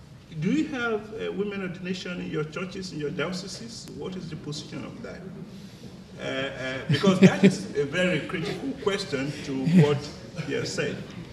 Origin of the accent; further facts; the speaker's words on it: Nigeria; I'm a Nigerian